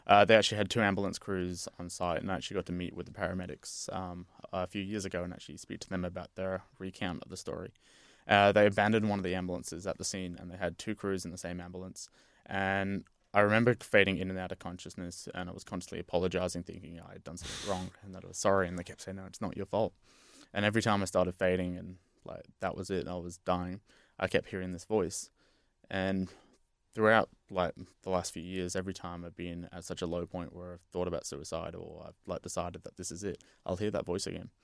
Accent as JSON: {"language": "English", "town": "Brisbane", "region": "Queensland", "country": "Australia", "also_born_or_lived": "Western Australia", "moved": "yes", "said": "I'm from Brisbane myself"}